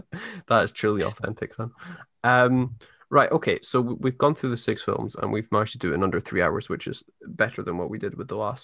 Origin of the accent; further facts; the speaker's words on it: Scotland, United Kingdom; growing up in Scotland